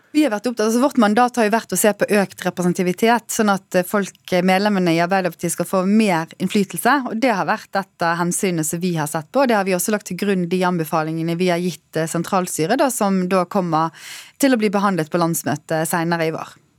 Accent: Western Norway, Norway; som vestlending og som representant for Bergen og Hordaland på Stortinget

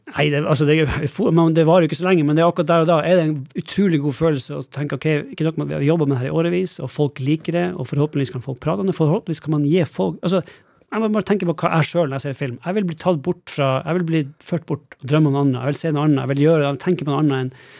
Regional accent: Alta, Finnmark, Norway; moved away as an adult; now in Los Angeles, United States; jeg vokste opp i Norge og Alta

